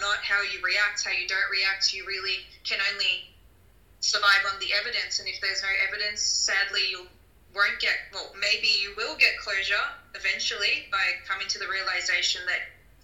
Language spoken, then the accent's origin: English; Australia; growing up in Australia